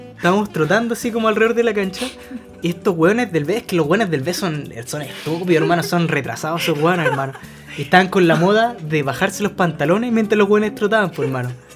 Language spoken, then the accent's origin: Spanish; Calama, Antofagasta, Chile; moved away; yo me fui de Calama